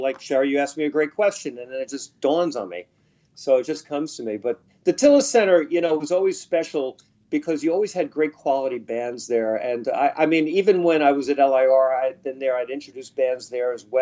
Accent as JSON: {"language": "English", "town": "Massapequa", "region": "New York", "country": "United States", "said": "I'm from Massapequa."}